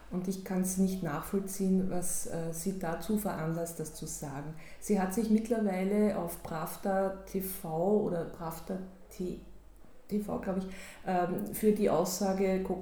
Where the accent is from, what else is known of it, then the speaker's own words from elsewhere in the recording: Austria; wenn ich mit meinem jetzigen Wissen sage, als Österreicherin sage, Wien liegt in Linz.